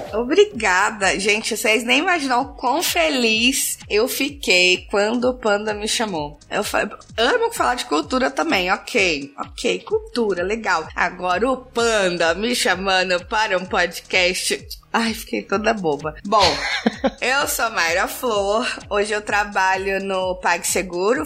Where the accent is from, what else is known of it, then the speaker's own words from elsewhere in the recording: Brazil; accent: mix of Bahian with a carioca touch, caiçara; also born or lived in Chapada Diamantina, Bahia; now in São Paulo, Brazil; nasci na Chapada Diamantina, tenho aí um, um mix de baiana retada com um totaque meio carioca que veio da família, caiçara de criação